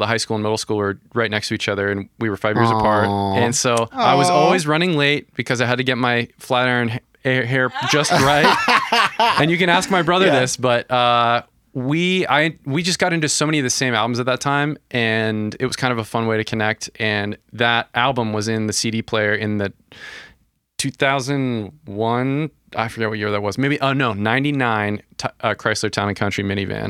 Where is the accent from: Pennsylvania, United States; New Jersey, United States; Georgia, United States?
Pennsylvania, United States; Philadelphia; also born or lived in Malvern / Kennett Square; We're from Philly